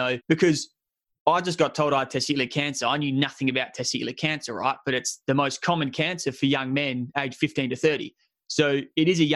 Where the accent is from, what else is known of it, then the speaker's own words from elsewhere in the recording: Adelaide, South Australia, Australia; moved away as an adult; my hometown of Adelaide